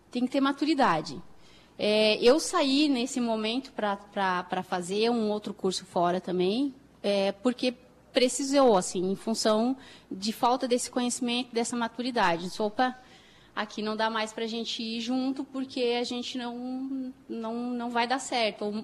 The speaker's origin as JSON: {"language": "Portuguese", "town": "Porto Alegre", "region": "Rio Grande do Sul", "country": "Brazil", "said": "E aí, me formei, ah, sou de Porto Alegre, sou gaúcha da capital."}